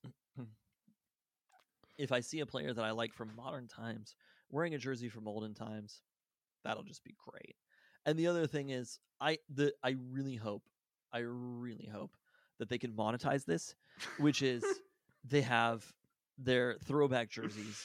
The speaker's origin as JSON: {"language": "English", "town": "Burien", "region": "Washington", "country": "United States", "tie": "born or raised there", "said": "I was born in Berrien, but like near."}